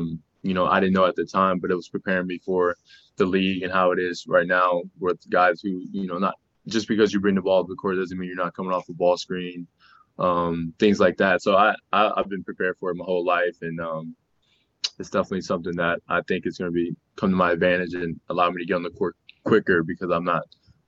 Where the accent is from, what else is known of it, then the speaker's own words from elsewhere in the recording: New Orleans, Louisiana, United States; I'm from New Orleans, so it's hot, and you're sweating as soon as you get outside.